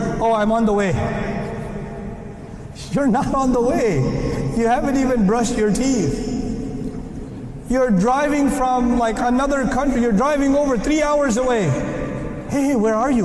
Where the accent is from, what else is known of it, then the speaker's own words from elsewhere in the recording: United States; I'm American